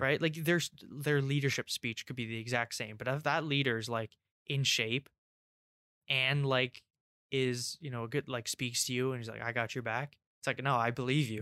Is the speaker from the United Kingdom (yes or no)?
yes; England, United Kingdom; I'm English